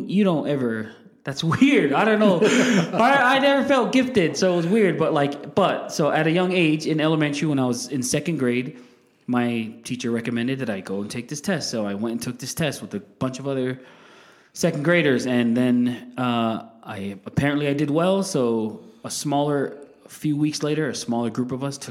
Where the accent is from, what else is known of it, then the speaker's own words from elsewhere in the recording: Salt Lake City, Utah, United States; we grew up here in Glendale. My parents still live in the same house